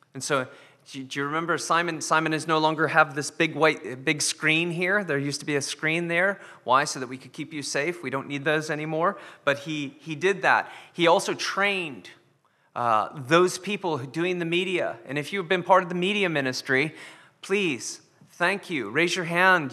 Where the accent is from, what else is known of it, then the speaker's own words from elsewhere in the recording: United States; moved away; being American